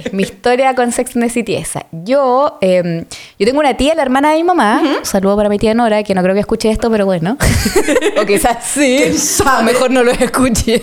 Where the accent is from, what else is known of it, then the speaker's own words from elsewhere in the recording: Santiago, Santiago Metropolitan Region, Chile; yo soy de Recoleta. Weón. Soy de El Salto Zapadores. Soy de Zapadores.